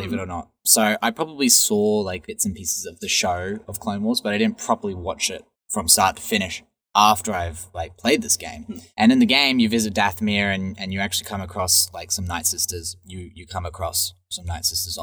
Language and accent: English; Australia; as an Australian